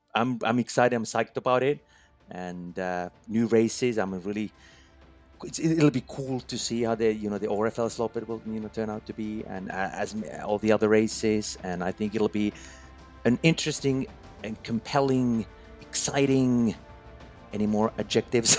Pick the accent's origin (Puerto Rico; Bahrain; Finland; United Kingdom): Finland; my home country, Finland.